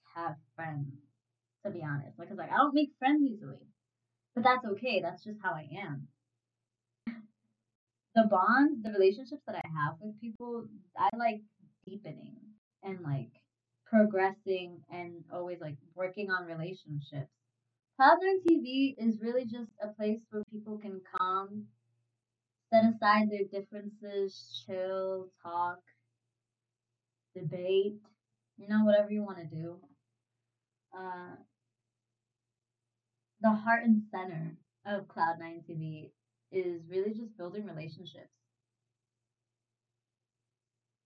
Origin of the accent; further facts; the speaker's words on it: New York City, New York, United States; born and raised in New York City, more specifically the Bronx